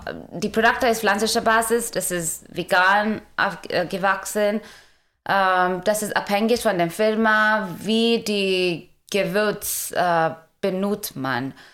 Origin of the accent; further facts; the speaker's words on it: India; German is a second language; moved away as an adult; now in Germany; ich komme ursprünglich aus Indien und bin seit äh, 2016 in Deutschland